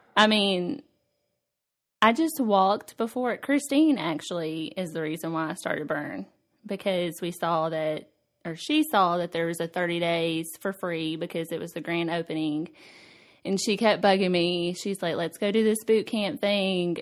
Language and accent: English; Nashville, Tennessee, United States; I was born in Nashville, and I've lived here my whole life